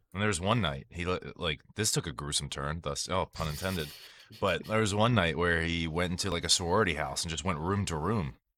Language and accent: English; Maryland, United States; I was from Maryland